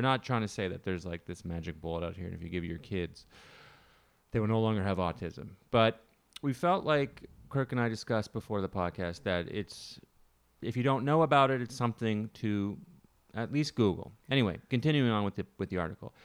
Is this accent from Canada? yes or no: yes; Canada; moved away; Growing up in Canada